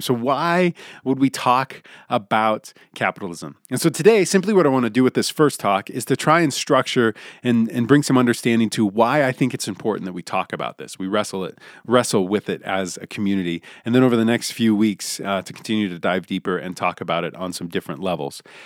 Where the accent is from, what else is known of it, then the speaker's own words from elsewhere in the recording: United States; if you grew up in the United States of America